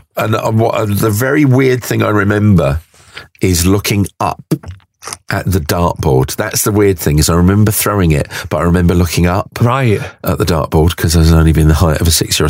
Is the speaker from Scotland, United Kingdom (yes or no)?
no; Aldgate, London, United Kingdom; after I was born, I was actually in Aldgate. So if you look at that in terms of linear development, my hometown is the A13.